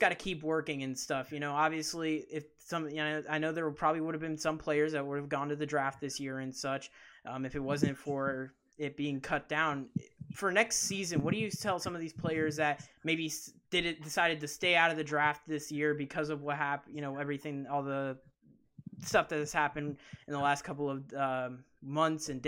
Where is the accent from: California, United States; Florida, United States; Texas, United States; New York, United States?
Florida, United States; being from Florida